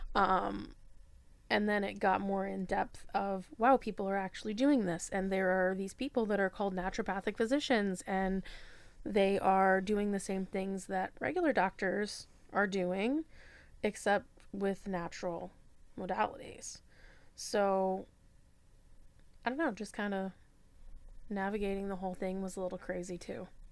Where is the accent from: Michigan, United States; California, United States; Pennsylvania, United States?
Michigan, United States; also born or lived in Florida / Georgia / South Bend; now in Fort Wayne, United States; I'm originally from Michigan, um, but this is kinda home for now